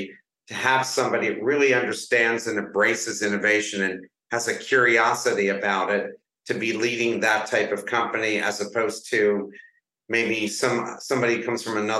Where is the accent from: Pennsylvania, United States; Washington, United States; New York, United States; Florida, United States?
Pennsylvania, United States; Philadelphia; I'm from Philadelphia